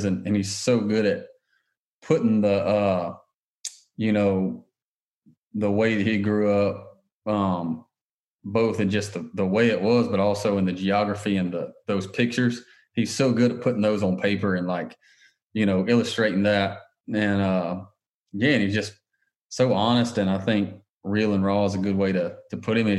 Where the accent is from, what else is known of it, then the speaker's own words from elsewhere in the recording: Augusta, Georgia, United States; moved away; I'm from outside of Augusta, Georgia originally